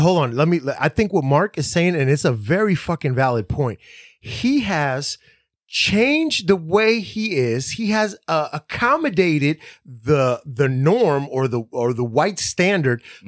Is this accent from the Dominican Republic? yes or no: yes; Dominican Republic; I'm from the Dominican Republic. I'm white.